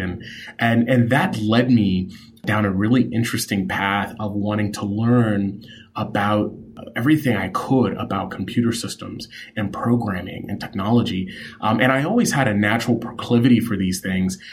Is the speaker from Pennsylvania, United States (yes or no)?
no; New York City, New York, United States; I grew up in New York City